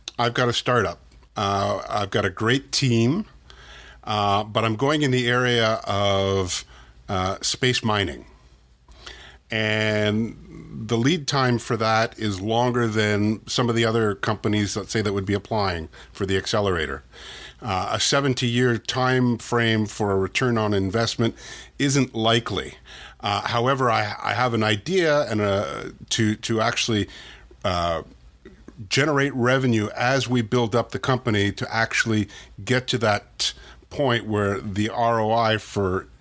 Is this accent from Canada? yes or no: yes; Canada; being Canadian and a very strong advocate of the startup community in Canada